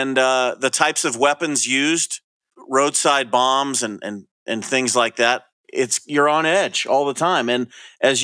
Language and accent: English; Sacramento, California, United States; my home state of Sacramento